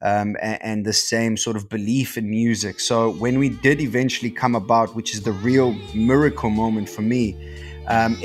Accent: Port Alfred, Eastern Cape, South Africa; moved away as an adult; also born or lived in Johannesburg; I come from Port Alfred, dude, like, you know, like in the Eastern Cape, a little surf town.

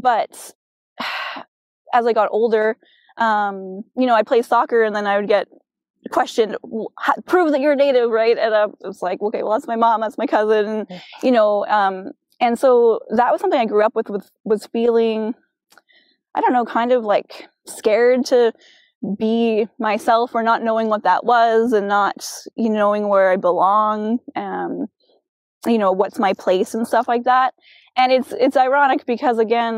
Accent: Chilliwack, British Columbia, Canada; growing up in Chilliwack, I felt you know, I was far from that family

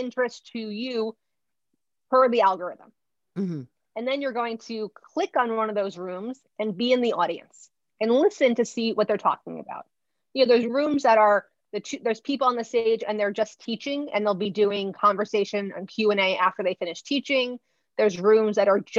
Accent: New Jersey, United States; I'm from Jersey

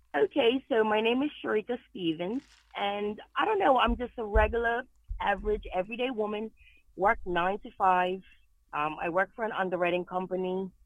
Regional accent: Bermuda; moved away as an adult; now in New England, United States; I was born and raised in Bermuda

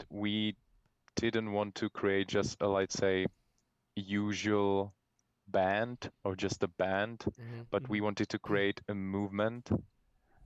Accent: Prague, Czechia; We're born and raised in Czech Republic, in Prague, the capital city of Czech Republic

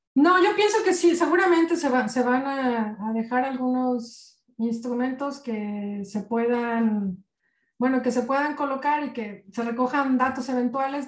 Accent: Mexico; cómo somos los mexicanos

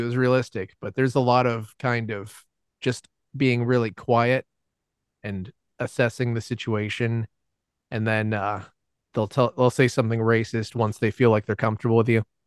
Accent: Atlanta, Georgia, United States; all of us uh, gr- growing up in Atlanta

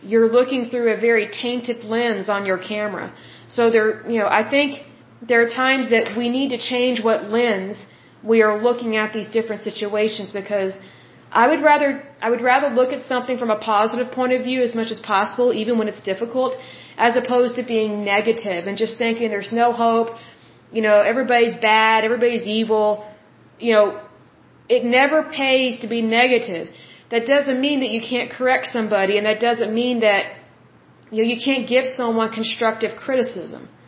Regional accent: United States

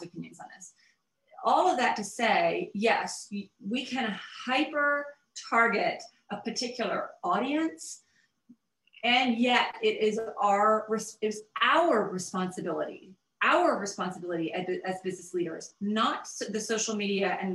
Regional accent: the South, United States; I grew up in the South

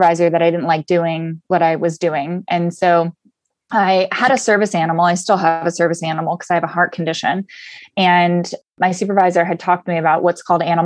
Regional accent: Southern California, United States; I was born and raised in Southern California. And so I'm a SoCal girl surfer

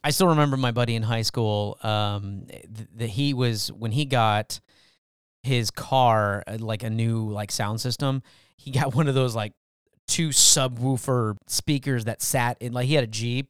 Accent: California, United States; now in Texas, United States; I was born in California

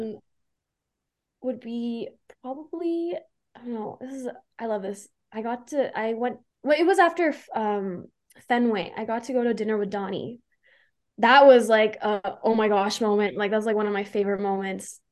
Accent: Calgary, Alberta, Canada; my hometown, Calgary

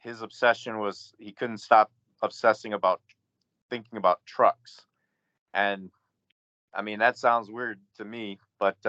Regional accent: Grand Rapids, Michigan, United States; my background is basically growing up in Michigan. Grand Rapids, Michigan

